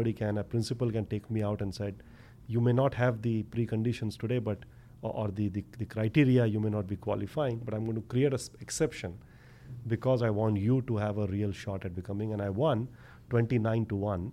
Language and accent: English; India; also born or lived in Mumbai; growing up in India